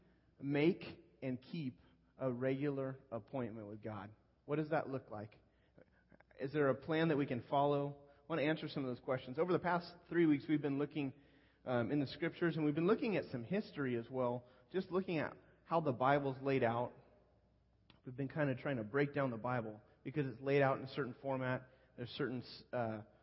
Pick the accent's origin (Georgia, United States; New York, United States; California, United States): California, United States; Northern; moved away; I grew up in Northern California